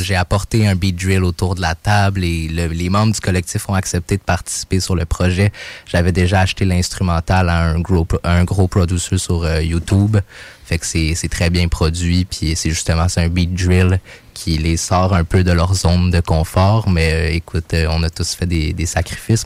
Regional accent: Mont-Saint-Hilaire, Quebec, Canada; moved away as an adult; now in Montreal, Canada; j'ai grandi à Mont-Saint-Hilaire, j'ai passé toute mon adolescence là

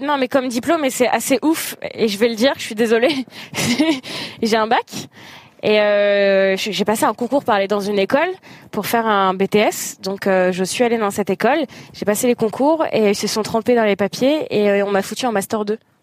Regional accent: Algeria; je suis algérienne et célibataire

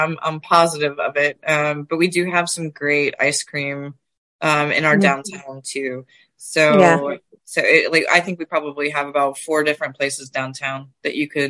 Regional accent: Southeast, United States; now in Dinuba, United States; So I'm originally from the Southeast.

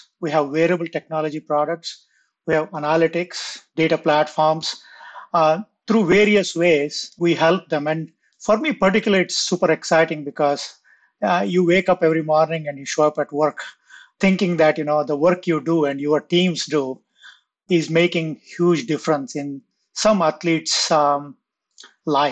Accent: India; I grew up in India

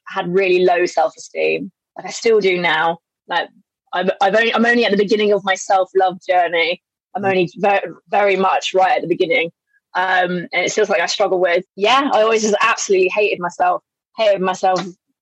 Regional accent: Berkshire, South East England, United Kingdom; moved away as an adult; also born or lived in Southeast Asia; now in London, United Kingdom; I grew up in Berkshire

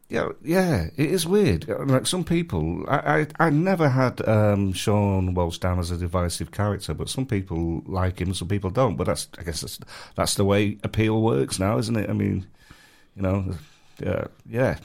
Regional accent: Manchester, North West England, United Kingdom; moved away; I'm from Manchester

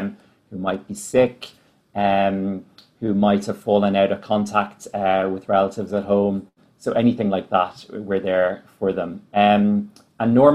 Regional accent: Dublin, Leinster, Ireland; moved away as an adult; also born or lived in Ethiopia / Geneva; now in New York, United States; I'm from Dublin, originally from Sandymount, and I've been in New York just over 2 years.

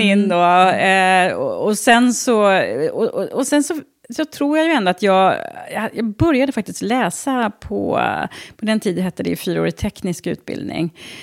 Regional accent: Trosa, Södermanland, Sweden; also born or lived in Stockholm; jag har bott i Trosa sedan jag var, var tre år

